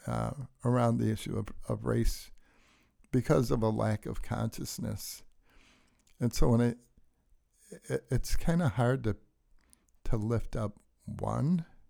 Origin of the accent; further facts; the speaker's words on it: Detroit, Michigan, United States; so when I grew up in Detroit, we didn't go to church except on Easter